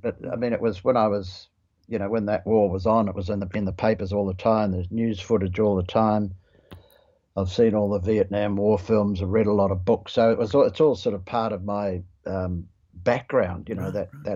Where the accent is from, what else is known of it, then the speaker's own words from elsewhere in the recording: New Zealand; moved away as an adult; also born or lived in Australia / Sydney; now in Queensland, Australia; being a Kiwi